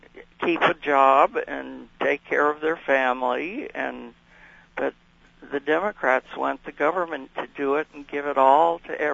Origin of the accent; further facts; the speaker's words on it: Canada; also born or lived in Bemidji, United States; So I was born in Bemidji, Minnesota. And then about 6 days after that, we went back to Canada to my dad.